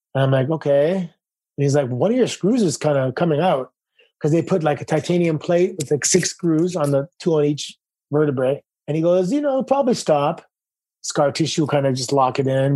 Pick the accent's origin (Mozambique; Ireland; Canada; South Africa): Canada; Toronto, Ontario; moved away as an adult; Growing up in Toronto